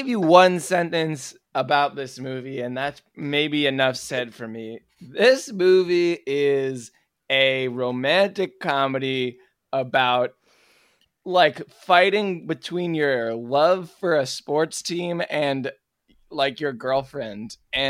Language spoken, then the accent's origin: English; New Jersey, United States; moved away; also born or lived in Connecticut; I'm from New Jersey, but I did live in Connecticut for a good bit